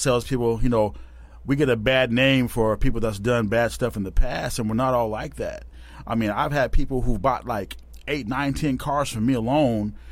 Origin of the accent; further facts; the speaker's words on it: Tacoma, Washington, United States; Born and bred right here in Tacoma.